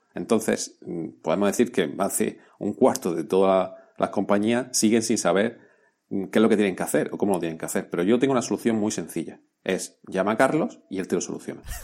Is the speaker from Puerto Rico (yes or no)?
no; Spain; somos españoles